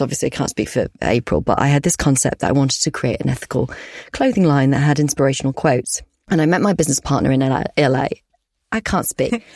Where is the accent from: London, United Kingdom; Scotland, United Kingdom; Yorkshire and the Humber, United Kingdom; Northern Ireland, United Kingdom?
Yorkshire and the Humber, United Kingdom; we're both from Yorkshire, we're both Yorkshire girls